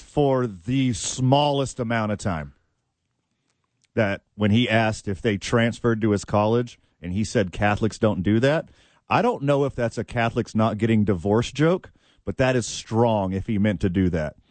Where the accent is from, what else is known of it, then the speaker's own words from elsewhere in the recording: the South, United States; I'm from the South. We say parading.